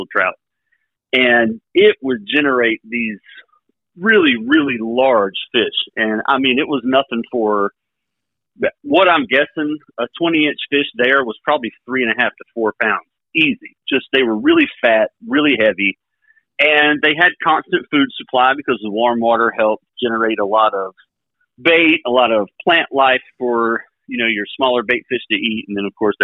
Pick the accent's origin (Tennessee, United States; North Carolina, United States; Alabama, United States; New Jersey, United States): North Carolina, United States; Bridgeton; I grew up over in Bridgeton, North Carolina, not far from Upper Broad Creek